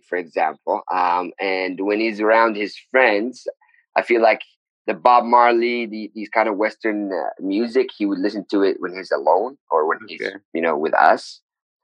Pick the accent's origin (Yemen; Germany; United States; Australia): Yemen; Sana'a, Amanat Al Asimah; also born or lived in Taiz; So I am from Taiz. So I was born in Taiz, but my family did move in Sana'a when I was still a baby. So I grew up in Sana'a.